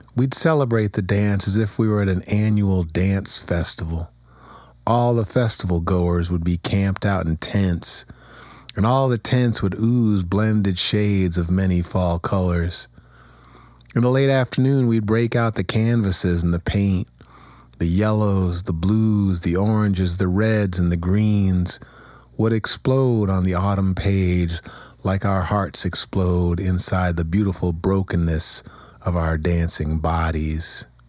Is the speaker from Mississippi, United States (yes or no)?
no; Kent, Ohio, United States; my hometown.